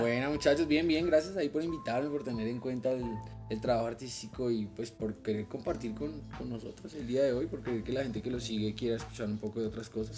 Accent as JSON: {"language": "Spanish", "country": "Colombia", "said": "como colombiano"}